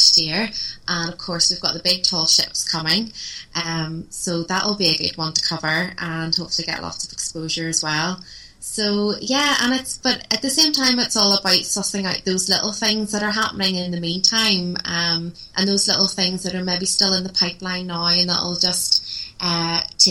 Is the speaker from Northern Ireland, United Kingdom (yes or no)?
yes; Belfast, Northern Ireland, United Kingdom; Belfast is my hometown